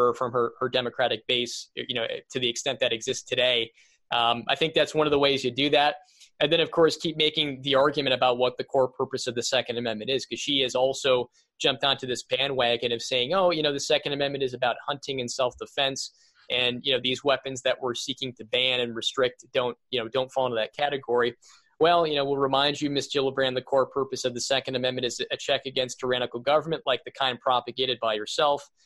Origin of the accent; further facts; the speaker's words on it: Saratoga Springs, New York, United States; moved away as an adult; now in Buffalo, United States; I lived, born and raised in New York State, but I lived in Saratoga Springs for about 29, 30 years before I moved out to Buffalo